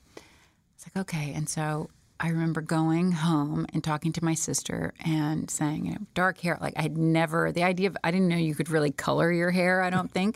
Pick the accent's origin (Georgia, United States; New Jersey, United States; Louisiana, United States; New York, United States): Georgia, United States; Smyrna; I was born and raised in Smyrna, Georgia